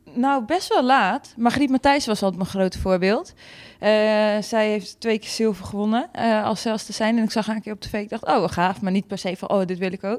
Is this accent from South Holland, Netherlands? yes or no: no; Friesland, Netherlands; ik kom natuurlijk uit Friesland, dus we gingen altijd naar de Sneekweek